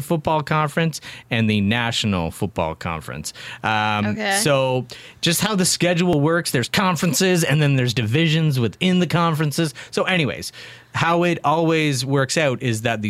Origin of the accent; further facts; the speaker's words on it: Kingston, Ontario, Canada; moved away as an adult; also born or lived in Kitchener; now in Belleville, Canada; I grew up in Kingston where there were 9 high schools.